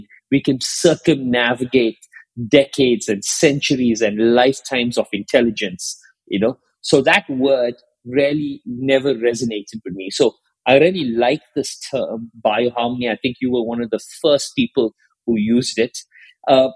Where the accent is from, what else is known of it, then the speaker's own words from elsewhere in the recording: South Africa; I grew up in South Africa